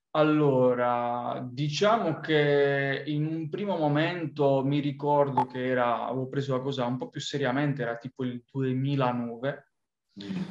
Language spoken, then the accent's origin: Italian; Apulia, Italy; moved away; provenendo dal, dal sud Italia, quindi dalla Puglia